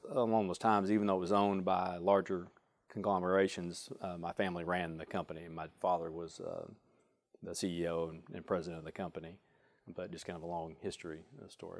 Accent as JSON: {"language": "English", "town": "Springdale", "region": "Arkansas", "country": "United States", "tie": "born or raised there", "said": "I grew up in Springdale"}